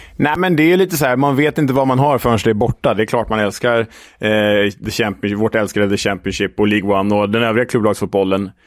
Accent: Sweden; som svensk

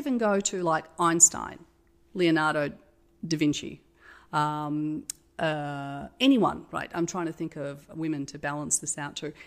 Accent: Australia; I'm Australian.

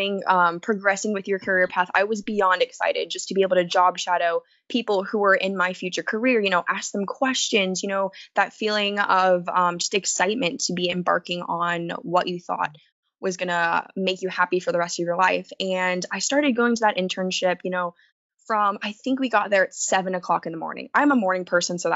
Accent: United States; especially as American citizens, United States citizens

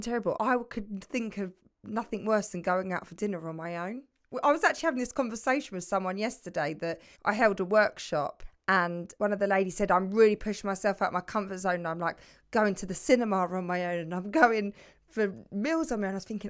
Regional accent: London, United Kingdom; accent: London; It's my London accent.

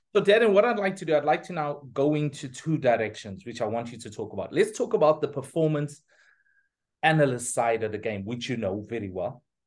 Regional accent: Pietermaritzburg, KwaZulu-Natal, South Africa; I'm from Pietermaritzburg

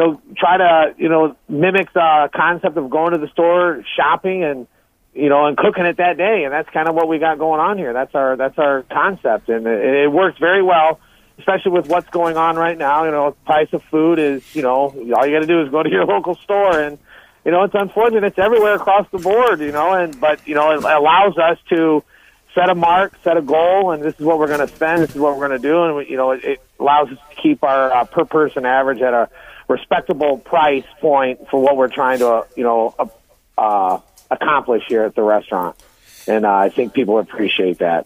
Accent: Southwest Michigan, United States; moved away; also born or lived in St. Joseph, Michigan / Benton Harbor, Michigan; we grew up in Southwest Michigan was a farming country

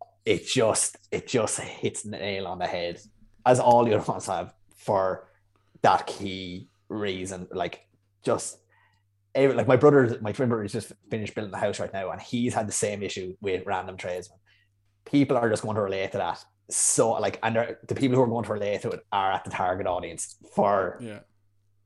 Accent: Ireland; moved away as an adult; an Irishman who started during COVID working remotely

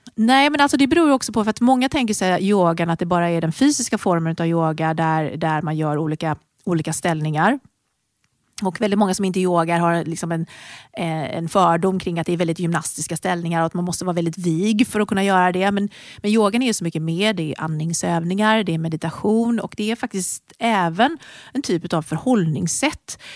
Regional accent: Sweden; moved away as an adult; also born or lived in United Kingdom; flyttade då till honom i Storbritannien. Och där började jag jobba med träning för att jag tyckte att träningsmöjligheterna där var inte lika bra som de var hemma i Sverige

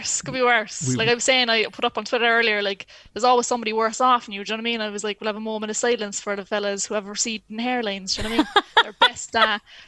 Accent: Ireland; as an Irish person

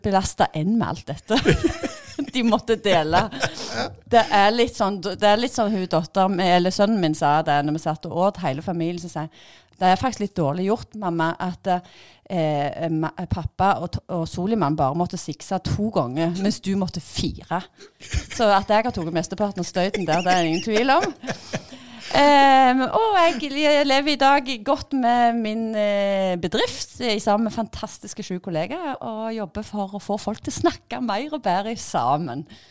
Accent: Bryne, Rogaland, Norway; jeg er gymlærer fra Bryne

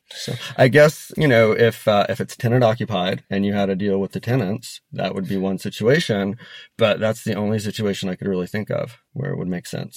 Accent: Denver, Colorado, United States; when I was a kid growing up in Denver

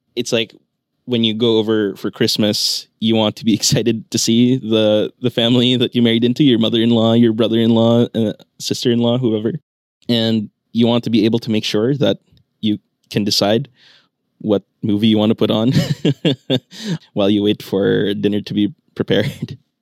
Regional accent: Philippines; moved away as an adult; also born or lived in New York, United States; I grew up in the Philippines. I went to grade school and high school here

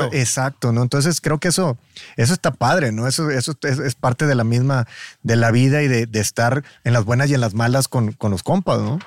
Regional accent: Matamoros, Tamaulipas, Mexico; yo soy de Matamoros

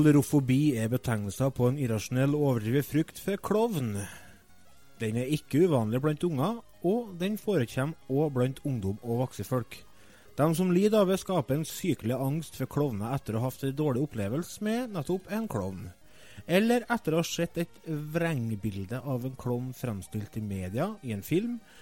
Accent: Trøndelag, Norway; Vi er jo fra Nord-Trøndelag

